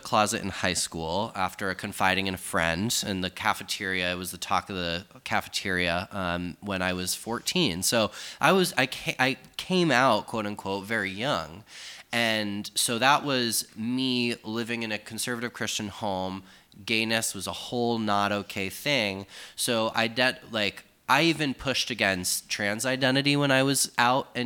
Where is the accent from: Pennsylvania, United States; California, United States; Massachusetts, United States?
Massachusetts, United States; Sturbridge; I grew up in a middle upper class family in a suburban suburb of central Massachusetts